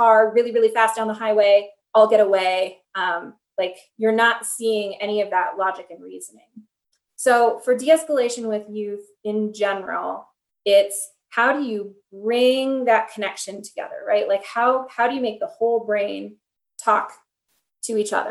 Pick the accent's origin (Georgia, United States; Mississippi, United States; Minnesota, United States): Minnesota, United States; Minneapolis; I come from Minneapolis